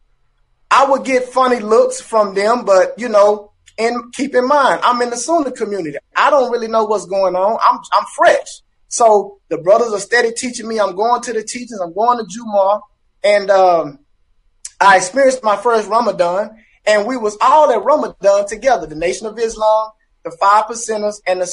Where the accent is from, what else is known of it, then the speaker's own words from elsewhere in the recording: Dallas, Texas, United States; I'm from Dallas